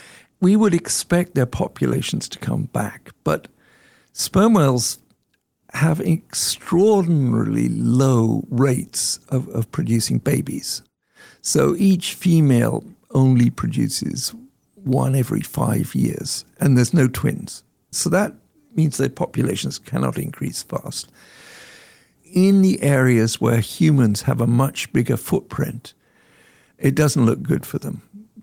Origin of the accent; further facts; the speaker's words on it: England, United Kingdom; So when I was growing up in England, the pets in our family were probably eating northern bottlenose whale.